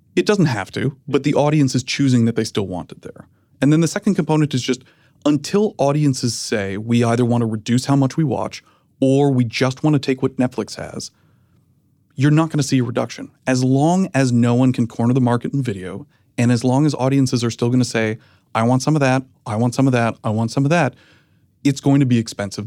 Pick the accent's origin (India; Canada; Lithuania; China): Canada; moved away as an adult; now in United States